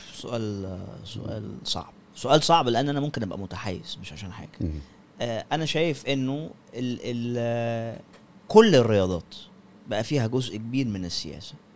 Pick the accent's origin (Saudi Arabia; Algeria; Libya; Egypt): Egypt; culture مصري عندنا